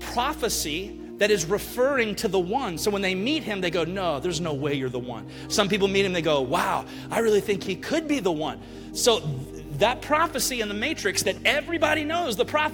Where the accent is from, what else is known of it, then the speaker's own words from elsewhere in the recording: Alabama, United States; also born or lived in Mississippi; now in Kissimmee, United States; I am just a white boy from Alabama